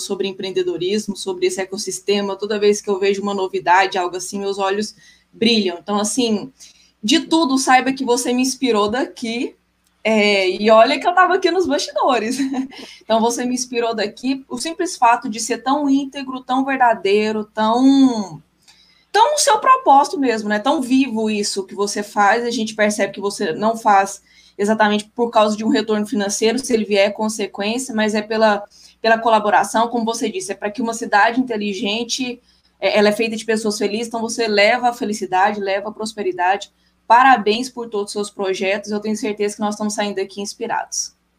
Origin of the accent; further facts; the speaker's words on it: Goiânia, Goiás, Brazil; Eu sou de Goiânia, né? Amo, amo, amo minha cidade